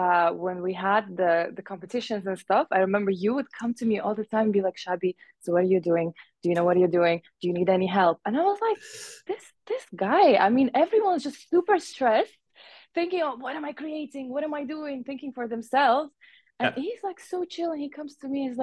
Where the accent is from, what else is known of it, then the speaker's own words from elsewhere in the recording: Uzbekistan; English is a second language; also born or lived in Gulf / Middle East; now in Bahrain; I'm Afghani Persian. I was born and raised in Uzbekistan, then lived half of my life in the Gulf and the Middle East